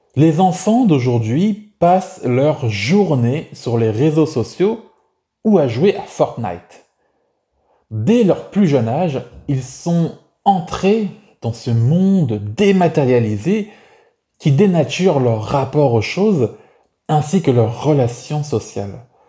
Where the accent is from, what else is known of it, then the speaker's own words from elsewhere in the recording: France; ma vie en France en tant que français